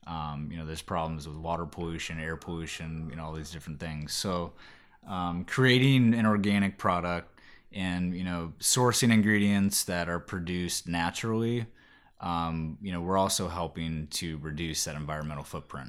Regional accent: Kauai, Hawaii, United States; You know, growing up in Kauai, which is the Garden Isle in Hawaii. Super, you know, just hippy-dippy culture there. I was a young kid, like 8, 9 years old. Spent about 4 or 5 years there.

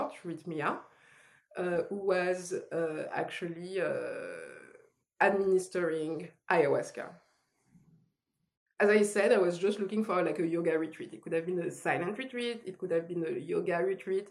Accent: France; accent: French; English is a second language; moved away as an adult; now in Los Angeles, United States; I moved from France because, yes, French accent. I moved from France

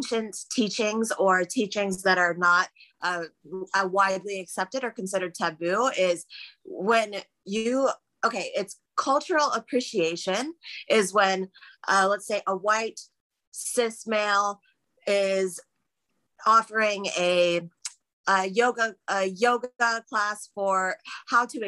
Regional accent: United States; also born or lived in Trinidad (parents); as an American

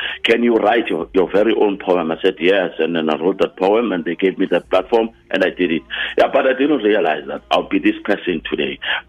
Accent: Guatemala; Something that I got from my mother and where I was raised in Guatemala.

